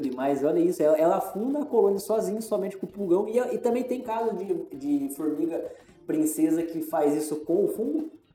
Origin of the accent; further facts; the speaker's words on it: interior of São Paulo, Brazil; moved away; Eu venho do interior de São Paulo também.